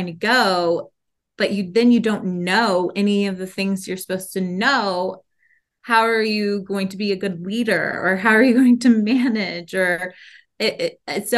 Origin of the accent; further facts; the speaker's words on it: Georgetown, Texas, United States; also born or lived in New York; I am from Georgetown, Texas, which is basically Austin, Texas.